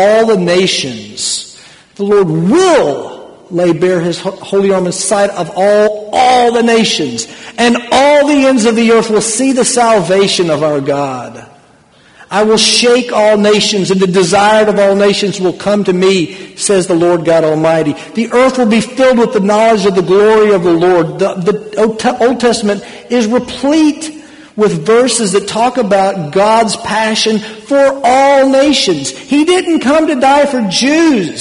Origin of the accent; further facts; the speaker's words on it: United States; moved away; I was born in America, but that's not my home